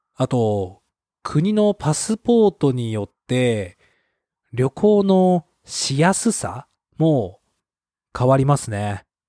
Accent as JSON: {"language": "Japanese", "country": "Japan", "tie": "born or raised there"}